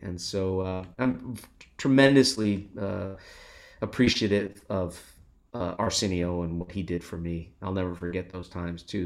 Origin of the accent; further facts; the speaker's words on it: Los Angeles, California, United States; I grew up in Los Angeles and we used to go as a family to the Hollywood Walk of Fame